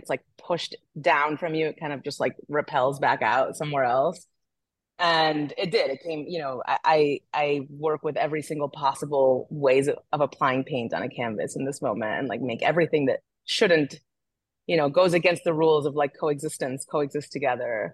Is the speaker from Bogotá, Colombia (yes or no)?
no; Barranquilla, Atlántico, Colombia; now in New York, United States; I come from Barranquilla in Colombia